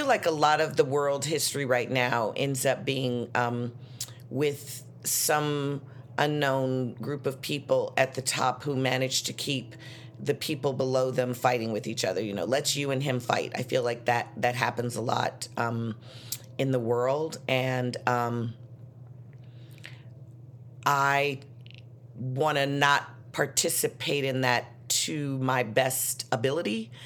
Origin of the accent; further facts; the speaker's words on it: Chicago, Illinois, United States; I'm from Chicago, and I grew up that way